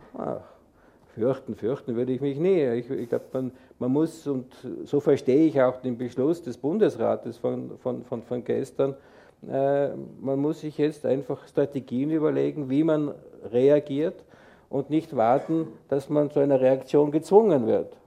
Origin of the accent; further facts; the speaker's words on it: Tyrol, Austria; now in Switzerland; ich bin ja Tiroler